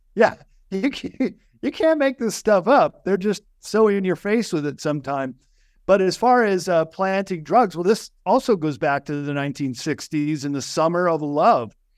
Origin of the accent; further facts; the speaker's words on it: Chicago, Illinois, United States; I grew up in Chicago